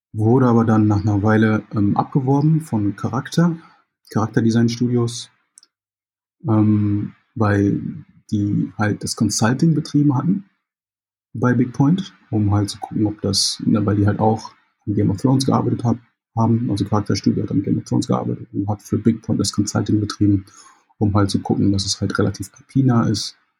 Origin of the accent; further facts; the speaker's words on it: Jamaica; now in Germany; Ich äh, bin Jamaikaner, gebürtiger Jamaikaner und habe noch die jamaikanische Staatsbürgerschaft